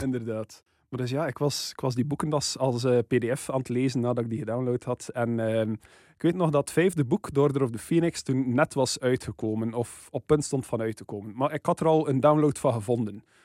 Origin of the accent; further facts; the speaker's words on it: West Flanders, Belgium; als West-Vlaming